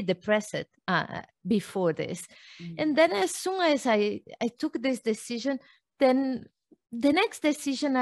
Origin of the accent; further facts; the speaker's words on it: Brazil; moved away; I was born in Brazil. My mother was a fitness trainer, and I grew up knowing about exercise every day, everywhere